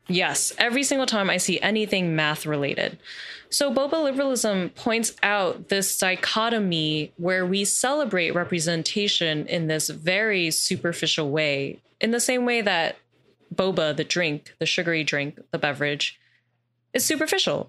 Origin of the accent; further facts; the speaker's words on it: New York, United States; I grew up here in New York